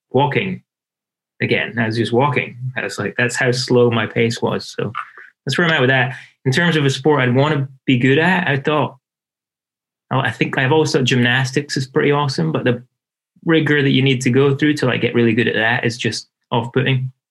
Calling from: Portland, Oregon, United States; I am in Portland, Oregon, southeast Portland.

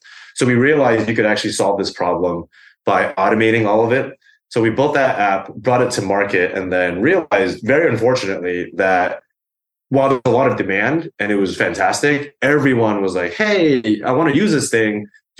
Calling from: New York, United States; I am calling from my apartment in East Village here in New York.

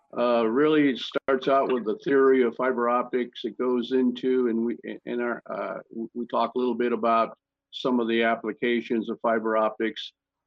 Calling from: Carlsbad, California, United States; I'm in Carlsbad, California, just north of San Diego, a few miles.

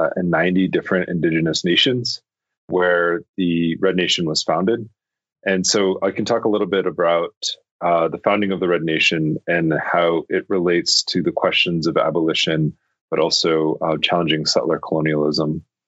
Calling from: Albuquerque, New Mexico, United States; I'm calling from Tiwa territory, which is also known as Albuquerque.

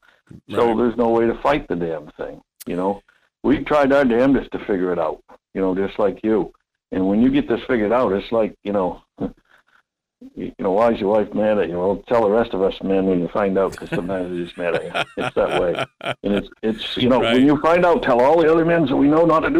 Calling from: Homer, Alaska, United States; Yeah, from Homer.

